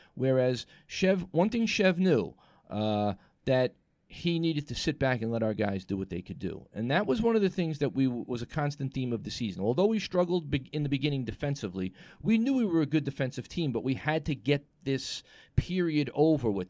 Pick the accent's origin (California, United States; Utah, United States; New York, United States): New York, United States; New York City; Tribeca, my hometown